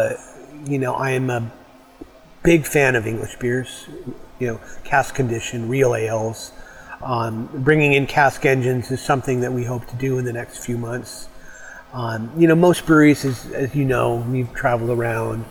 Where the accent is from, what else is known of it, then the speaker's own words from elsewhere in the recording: Canada; moved away as an adult; also born or lived in Detroit, Michigan, United States / British Columbia; now in Bellingham, United States; I grew up in Canada, but I have the papers